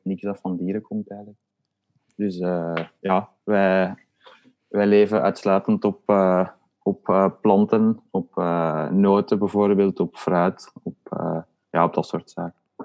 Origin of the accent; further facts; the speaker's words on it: Leuven, Flanders, Belgium; ik woon eigenlijk ook niet veel meer in Leuven, maar we zijn wel allebei van Leuven afkomstig